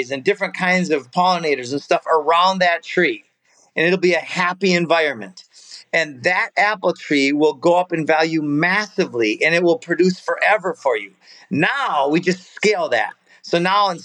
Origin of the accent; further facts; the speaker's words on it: Florida, United States; I'm from Florida